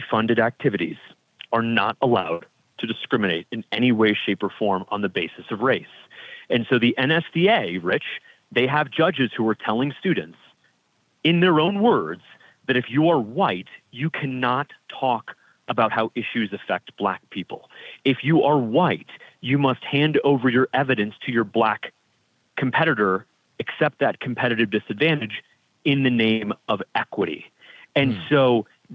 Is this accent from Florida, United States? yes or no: yes; South Florida, United States; where I grew up in South Florida